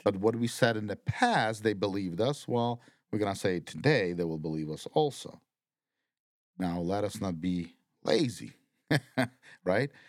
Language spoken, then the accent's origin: English; Ukraine; moved away; my home country